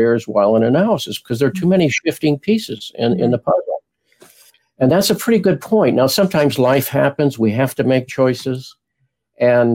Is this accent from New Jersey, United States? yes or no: no; Springfield, Illinois, United States; also born or lived in Houston; now in Washington, United States; as a child, I grew up in Springfield, Illinois